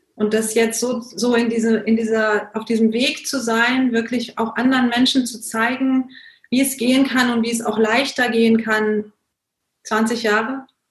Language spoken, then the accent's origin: German; Germany; moved away; also born or lived in India; Ich bin in Deutschland geboren und aufgewachsen, dann irgendwann auch nach Indien gezogen